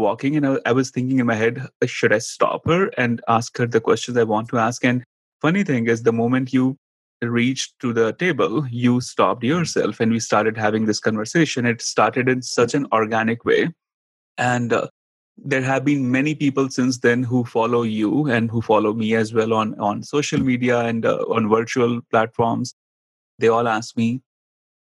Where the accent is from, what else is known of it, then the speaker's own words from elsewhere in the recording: India; accent: Indian; moved away as an adult; also born or lived in New York City, United States; now in United States; growing up in India